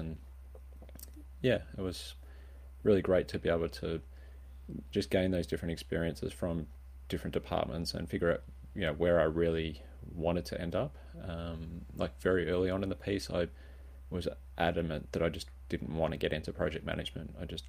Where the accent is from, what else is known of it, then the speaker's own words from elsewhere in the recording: Swan Hill, Victoria, Australia; So I grew up in Swan Hill on a beef cattle farm and, trucked off to university and studied electronic engineering